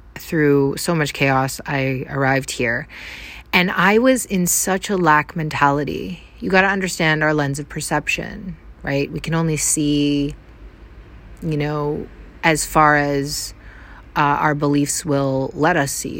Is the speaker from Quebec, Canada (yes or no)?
no; Vancouver Island, British Columbia, Canada; moved away as an adult; also born or lived in North America; I am from Vancouver Island, Canada.